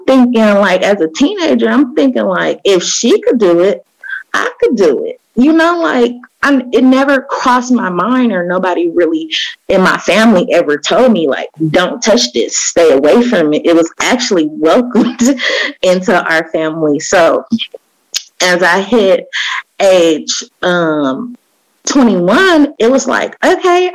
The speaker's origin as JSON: {"language": "English", "town": "Oakland", "region": "California", "country": "United States", "tie": "born or raised there", "said": "I grew up in Oakland, East Oakland."}